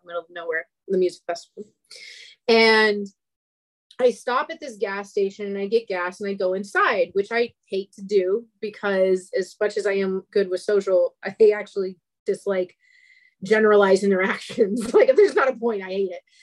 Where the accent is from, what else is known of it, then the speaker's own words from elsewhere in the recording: Atlanta, Georgia, United States; I'm from Atlanta